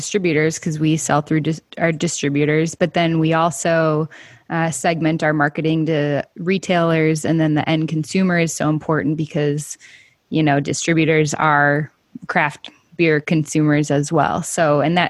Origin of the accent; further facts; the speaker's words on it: Minnesota, United States; I'm from Minnesota, so it's basically Southern Canada